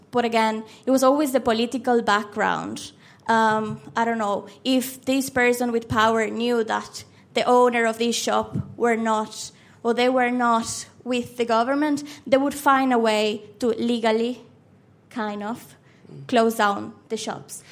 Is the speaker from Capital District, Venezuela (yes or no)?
no; Maracaibo, Zulia, Venezuela; first language Spanish; English is a second language; moved away as an adult; now in Dublin, Ireland; the place that you were born and raised, and that's Venezuela